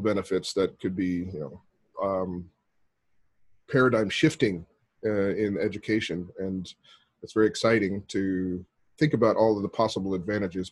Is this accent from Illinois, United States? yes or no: no; Arizona, United States; moved away as an adult; now in Japan; I grew up in Arizona, but I've been living in Japan for the last 17 years now